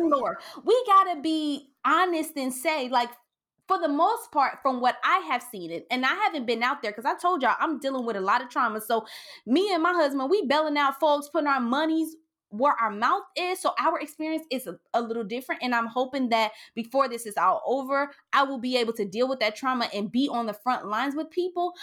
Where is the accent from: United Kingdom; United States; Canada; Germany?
United States; Cincinnati, Ohio; I grew up in Lincoln Courts and in Allure Homes in downtown Cincinnati and over the Rhine